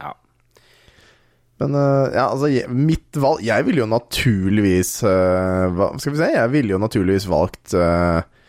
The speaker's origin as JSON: {"language": "Norwegian", "town": "Våler", "country": "Norway", "said": "jeg er fra Våler"}